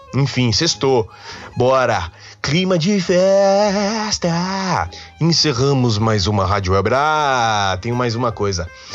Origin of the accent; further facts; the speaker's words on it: São Paulo, Brazil; sou um paulistano nato. Eu nasci em São Paulo